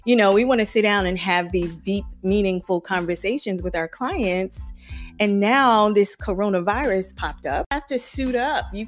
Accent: Charleston, South Carolina, United States; moved away; I'm from Charleston, so I have a lot of friends and family there

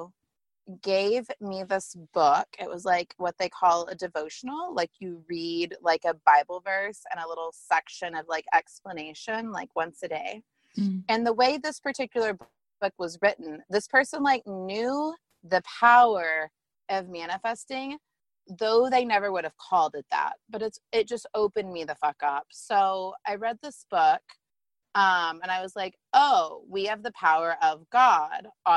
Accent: Tulsa, Oklahoma, United States; moved away as an adult; also born or lived in Dallas; I was away from Tulsa, where I'm from

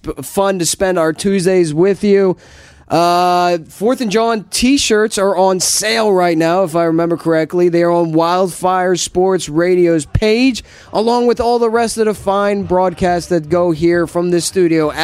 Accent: New Jersey, United States; accent: New Jersey; also born or lived in Philadelphia; I born and raised in New Jersey

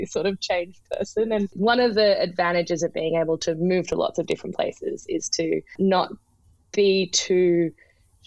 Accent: Melbourne, Victoria, Australia; also born or lived in Vancouver / New York / Lusaka, Zambia; now in Speers Point, Australia; I grew up in Melbourne

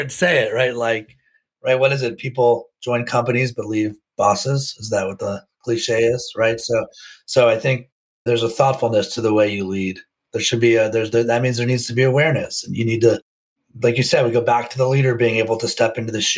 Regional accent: Potomac, Maryland, United States; I grew up outside of Washington, D.C. in Potomac, Maryland.

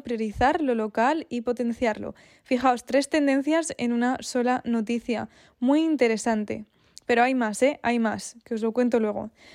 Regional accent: Spain; also born or lived in Sweden; Yo soy de España, pero viví durante dos años en Suecia

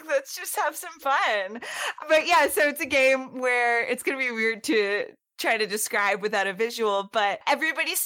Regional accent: Boston, Massachusetts, United States; I grew up in Boston. I was born over on the East Coast.

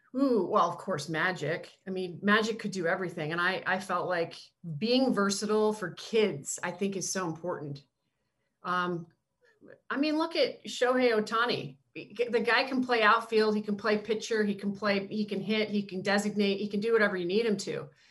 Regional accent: Canada; moved away; growing up in Canada, I was such a Blue Jays fan

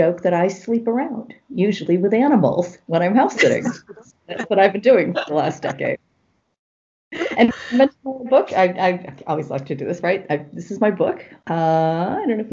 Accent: United States; moved away as an adult; also born or lived in Los Angeles, United States; I'm originally from the United States.

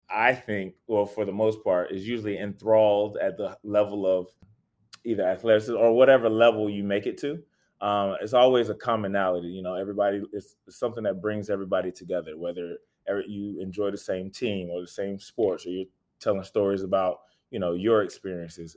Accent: Raleigh, North Carolina, United States; just a kid from Raleigh, born and raised in Raleigh

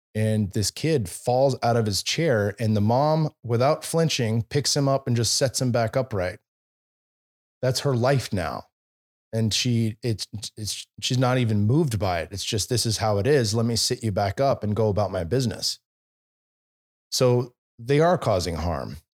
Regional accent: Bay Area, California, United States; moved away; also born or lived in Silicon Valley; I was born and raised in the Bay Area

